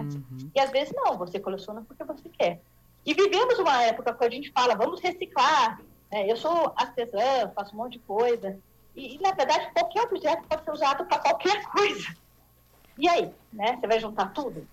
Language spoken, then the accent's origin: Portuguese; São Paulo, Brazil; eu sou aqui de São Paulo